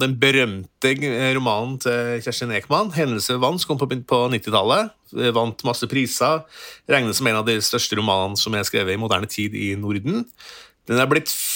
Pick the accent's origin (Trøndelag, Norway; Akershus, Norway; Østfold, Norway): Trøndelag, Norway; jeg er trønder